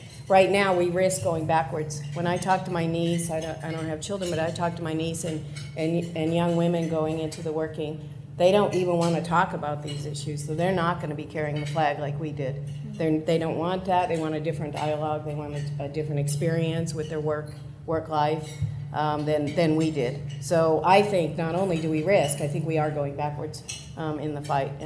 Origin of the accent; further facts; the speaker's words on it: United States; accent: American; moved away as an adult; my accent is American